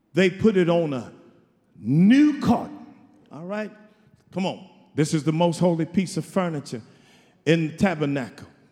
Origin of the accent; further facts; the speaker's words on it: Houston, Texas, United States; I'm from Houston